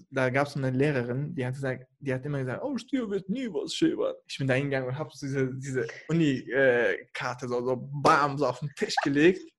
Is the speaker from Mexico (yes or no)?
no; Kurdistan Region, Iraq; Nee, ehrlich, also ich komme ja aus dem Irak, aus dem Norden, also da, mhm. wo die Kurden leben.